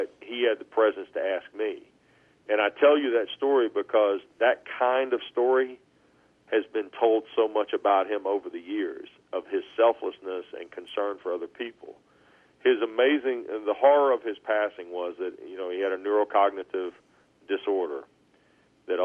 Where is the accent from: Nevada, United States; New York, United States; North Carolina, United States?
North Carolina, United States; Apex; moved away as an adult; now in Atlanta, United States; I grew up outside of Raleigh, went to high school in a little town called Apex